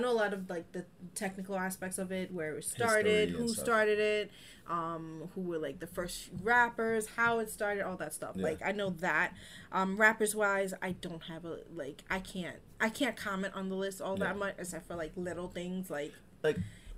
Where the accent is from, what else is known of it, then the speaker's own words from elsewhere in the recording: New York, United States; I'm from New York